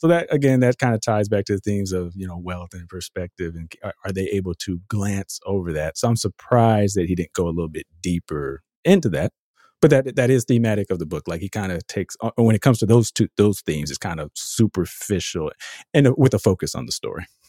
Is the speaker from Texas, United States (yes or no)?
yes; Austin, Texas, United States; I'm from Austin